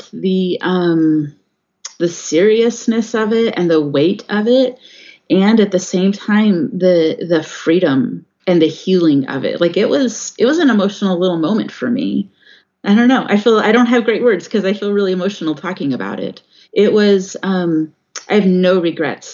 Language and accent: English; California, United States; now in Washington State, United States; I grew up in California. Not very far from where the Oakland Temple is